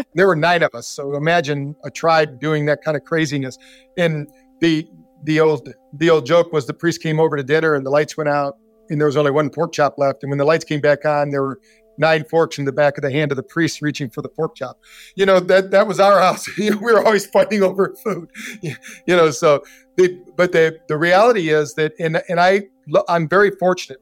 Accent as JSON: {"language": "English", "town": "Battle Creek", "region": "Michigan", "country": "United States", "tie": "born or raised there", "also_born_or_lived": "Scottsdale, Arizona", "moved": "yes", "said": "I grew up in Battle Creek, Michigan, the cereal city"}